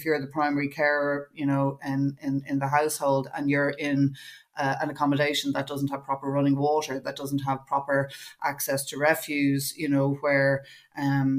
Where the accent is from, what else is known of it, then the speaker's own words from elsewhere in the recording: Dún Laoghaire, Leinster, Ireland; I grew up as well in Dunleary in the kind of 70s and 80s